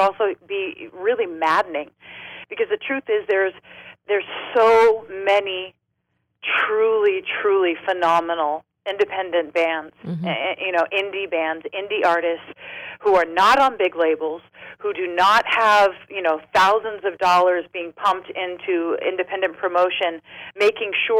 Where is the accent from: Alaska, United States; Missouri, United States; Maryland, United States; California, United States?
California, United States; San Diego; also born or lived in Los Angeles; I'm from San Diego